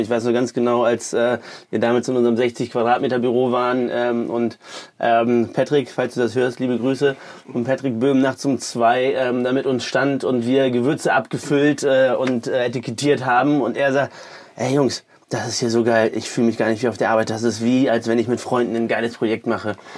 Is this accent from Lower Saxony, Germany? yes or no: no; Düsseldorf, North Rhine-Westphalia, Germany; kommen gebürtig aus Düsseldorf